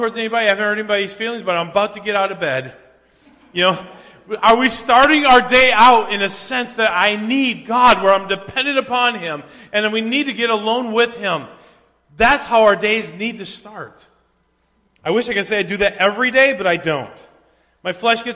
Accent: Minnesota, United States; growing up in Minnesota, the only time we ever got up before daylight was to go deer hunting.

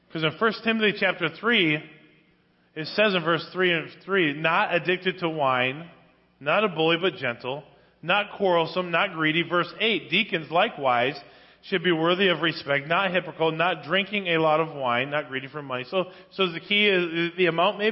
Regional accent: Spring Lake Park, Minnesota, United States; Growing up in Spring Lake Park, Minnesota, as a youth, we lived right next door to a huge bar

